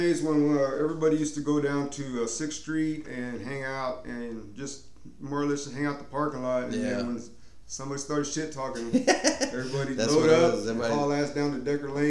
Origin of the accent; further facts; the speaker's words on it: Houston, Texas, United States; also born or lived in Austin, Texas; Yeah, I'm from Austin, and I grew up in Houston.